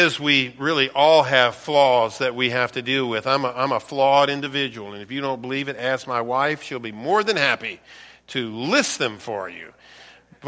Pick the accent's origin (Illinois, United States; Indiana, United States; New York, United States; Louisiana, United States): Louisiana, United States; also born or lived in East Baton Rouge Parish, Louisiana; now in Michigan, United States; Where I'm from, born and raised in Louisiana, we call them what? Parishes.